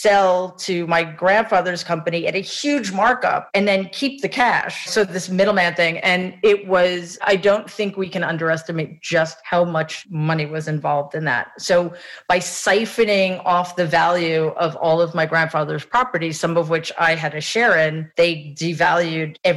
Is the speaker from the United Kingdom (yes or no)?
no; Jamaica; I, am so happy and grateful that I grew up in Jamaica because it's what grounded me.